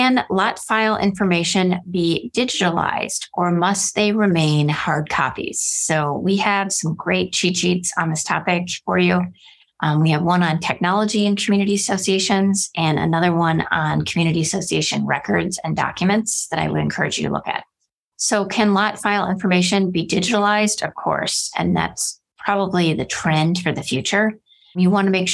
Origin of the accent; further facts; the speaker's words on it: Wisconsin, United States; now in Arizona, United States; I'm from Wisconsin